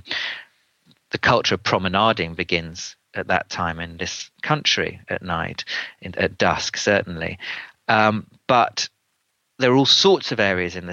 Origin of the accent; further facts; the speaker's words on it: London, United Kingdom; as a Londoner myself